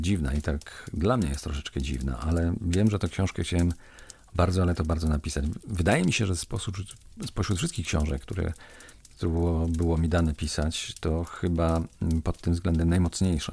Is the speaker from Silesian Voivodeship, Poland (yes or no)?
yes; Kozy, Silesian Voivodeship, Poland; ze swojego domu rodzinnego, w którym się wychowałem, w którym mieszkałem przez 20 lat, w mojej wiosce w Kozach